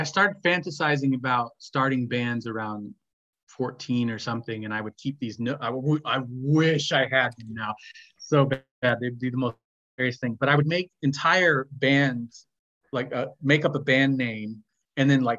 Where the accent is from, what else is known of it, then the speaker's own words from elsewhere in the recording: Midwest, United States; moved away as an adult; also born or lived in Indiana; now in Glasgow, United Kingdom; a little Midwestern kid